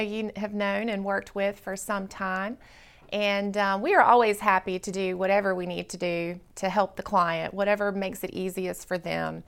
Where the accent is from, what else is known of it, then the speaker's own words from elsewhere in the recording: South Carolina, United States; moved away as an adult; now in Birmingham, United States; I'm from South Carolina originally